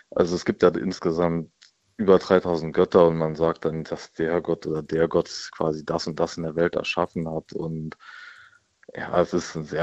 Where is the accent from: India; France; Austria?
India; Das sehe ich zum Beispiel in meinem Heimatland Indien, zum Beispiel, wo ich herkomme.